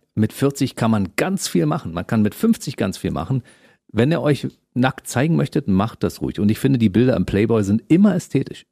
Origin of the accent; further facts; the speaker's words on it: East Germany, Germany; Ich bin im Osten aufgewachsen